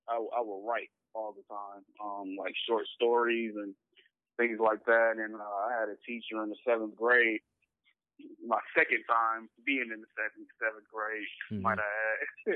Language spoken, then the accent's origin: English; Los Angeles, California, United States; In L.A., I'm from West L.A., La Brea in Washington, South Orange Drive to be specific.